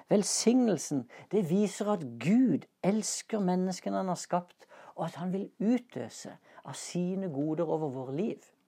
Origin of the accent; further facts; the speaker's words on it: Norway; Passet mitt det inneholder et stempel som viser at jeg er norsk statsborger